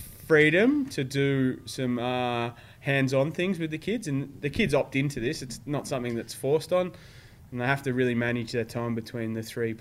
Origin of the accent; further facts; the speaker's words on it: Somerville, Victoria, Australia; also born or lived in Frankston; I grew up on the Mornington Peninsula.